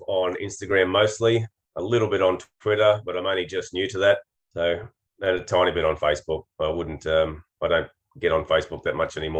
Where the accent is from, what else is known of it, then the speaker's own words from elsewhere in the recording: Queensland, Australia; I'm a Queenslander.